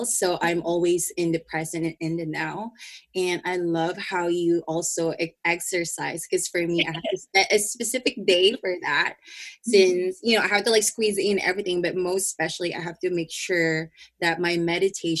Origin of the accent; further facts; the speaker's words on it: Philippines; in my culture as a Filipino, we have so much expectation in a family